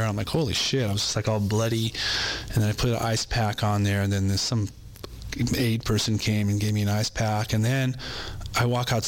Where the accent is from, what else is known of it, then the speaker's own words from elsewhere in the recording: Compton, California, United States; born there; also born or lived in San Pedro, California; I was born in Compton, California.